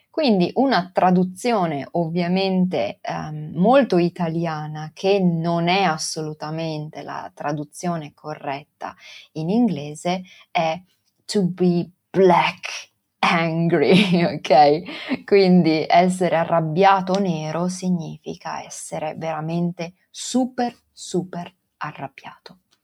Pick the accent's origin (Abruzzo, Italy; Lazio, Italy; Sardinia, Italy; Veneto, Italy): Veneto, Italy; Venice; accent: Venetian dialect; first language Venetian; io sono nata e cresciuta a Venezia e tutta la mia famiglia parla il dialetto veneziano.